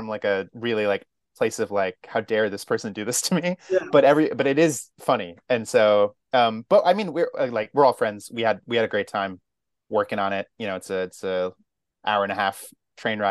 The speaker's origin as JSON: {"language": "English", "town": "Albany", "region": "New York", "country": "United States", "tie": "born or raised there", "also_born_or_lived": "Maine / New England", "moved": "yes", "lives_now": "New York City, United States", "said": "I was born in Maine and kind of moved around New England a lot. But I mostly grew up in upstate New York, Albany."}